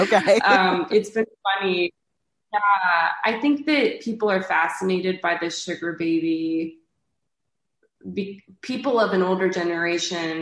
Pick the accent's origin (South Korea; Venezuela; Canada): Canada; moved away as an adult; also born or lived in New York; I'm from Canada